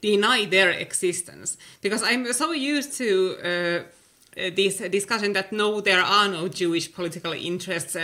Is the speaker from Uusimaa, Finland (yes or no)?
no; Oulu, North Ostrobothnia, Finland; the University of Oulu, which is my hometown